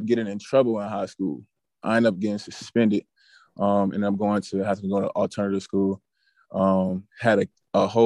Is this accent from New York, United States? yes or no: no; Norfolk, Virginia, United States; also born or lived in Chesapeake, Virginia / Portsmouth, Virginia; I'm from Norfolk, Norfolk